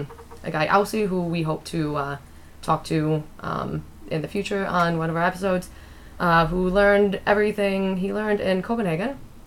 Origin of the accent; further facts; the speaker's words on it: United States; moved away as an adult; now in Iceland; So he's Danish. I'm American.